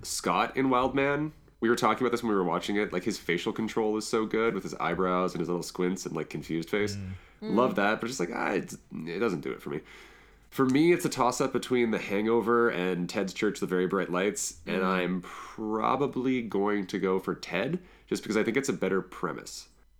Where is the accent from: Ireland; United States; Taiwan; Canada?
Canada; I'm so Canadian.